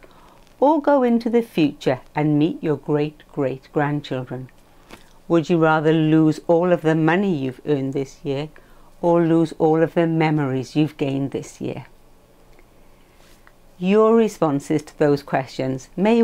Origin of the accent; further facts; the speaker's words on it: Welsh, Wales, United Kingdom; Being Welsh